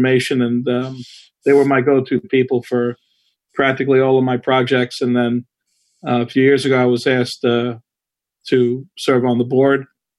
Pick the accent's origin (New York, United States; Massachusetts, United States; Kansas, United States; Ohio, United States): New York, United States; New York City; I grew up in a town called Whitestone, which is north of Flushing. It's the northern tip of Queens County.